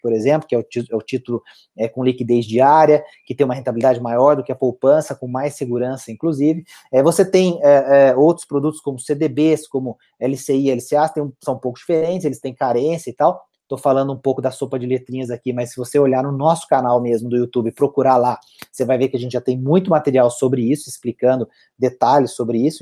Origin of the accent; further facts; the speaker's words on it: Itajubá, Minas Gerais, Brazil; Eu estou em Itajubá, minha terra natal aqui